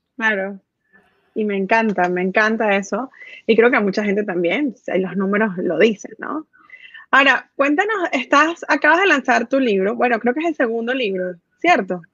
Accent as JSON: {"language": "Spanish", "country": "Venezuela", "tie": "born or raised there", "said": "yo que nací en Venezuela"}